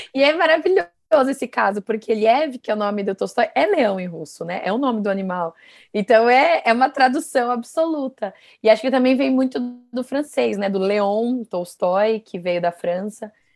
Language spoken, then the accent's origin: Portuguese; Guarulhos, São Paulo, Brazil; eu sou de Guarulhos, né, uma cidade aqui ao lado de São Paulo